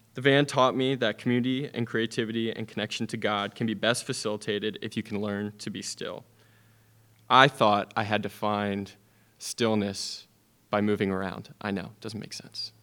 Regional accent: Media, Pennsylvania, United States; moved away; my hometown in Media, Pennsylvania

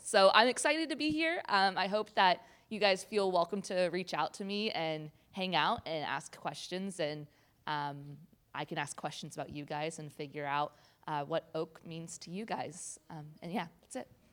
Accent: Olathe, Kansas, United States; moved away as an adult; now in Durham, United States; I am from Kansas City, Kansas, specifically Olathe, Kansas, which is a suburb

